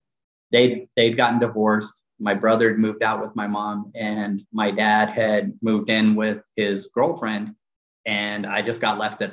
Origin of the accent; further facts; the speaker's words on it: Kern County, California, United States; where we grew up in Southern California